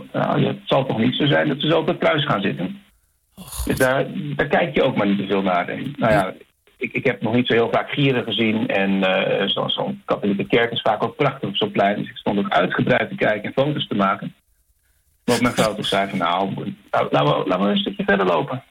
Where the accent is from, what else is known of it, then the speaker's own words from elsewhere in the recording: Netherlands; now in Chile; zelf als Nederlander